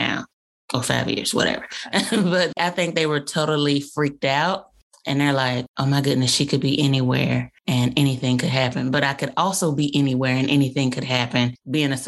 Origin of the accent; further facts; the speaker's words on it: Birmingham, Alabama, United States; moved away as an adult; I grew up in Birmingham, Alabama